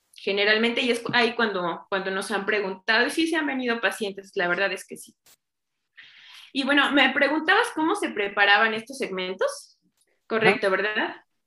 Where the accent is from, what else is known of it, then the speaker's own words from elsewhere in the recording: Chignahuapan, Puebla, Mexico; soy originaria de Chignahuapan, Puebla, el lugar donde se hacen las esferas